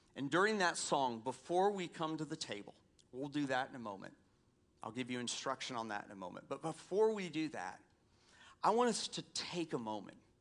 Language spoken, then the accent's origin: English; Atlanta, Georgia, United States; moved away; I grew up in Atlanta